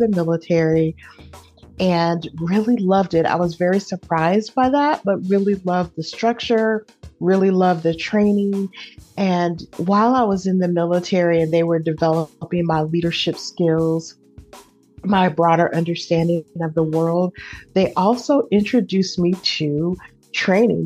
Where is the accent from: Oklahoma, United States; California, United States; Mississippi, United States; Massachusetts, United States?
California, United States; Oakland; also born or lived in Indianapolis, Indiana; now in San Antonio, United States; I am from East Oakland. That's where I was raised